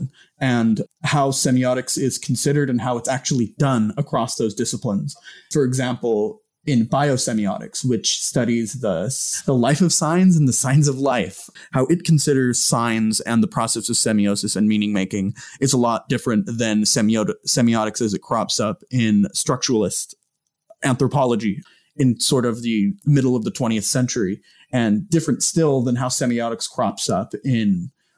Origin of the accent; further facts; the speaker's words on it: Visalia, California, United States; my hometown.